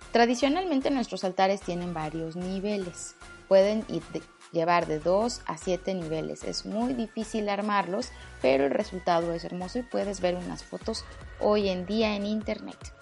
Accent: Mexico; en mi país

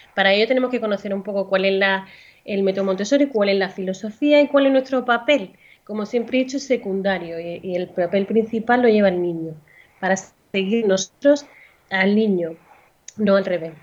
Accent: Andalusia, Spain; moved away as an adult; now in Valencia, Spain; vivo actualmente en Valencia, aunque soy andaluza

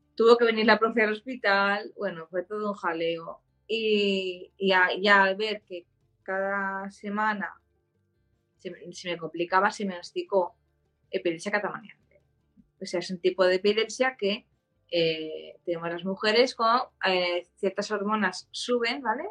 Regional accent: Barcelona, Catalonia, Spain; also born or lived in Germany; soy de Barcelona

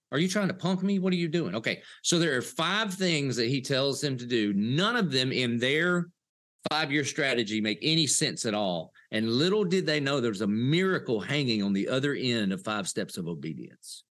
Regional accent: Dillon, South Carolina, United States; I did grow up in the South, a little place called Dillon, South Carolina

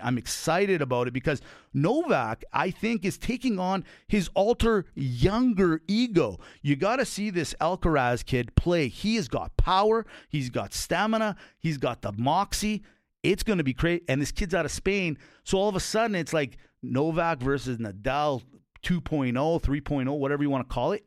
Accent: Calgary, Alberta, Canada; I'm born and raised in Calgary

